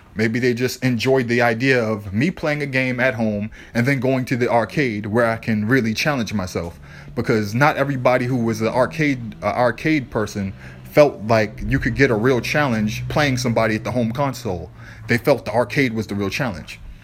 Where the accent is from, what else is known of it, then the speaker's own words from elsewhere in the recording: Boston, Massachusetts, United States; I grew up in the South End, Lower Roxbury, Boston